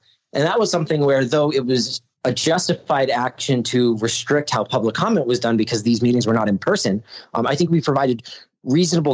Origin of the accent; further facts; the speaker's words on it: Massachusetts, United States; now in New Mexico, United States; I'm from Massachusetts originally